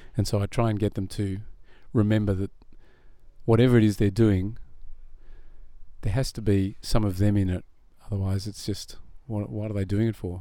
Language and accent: English; Burwood, Australia; also born or lived in Israel; I grew up in Burwood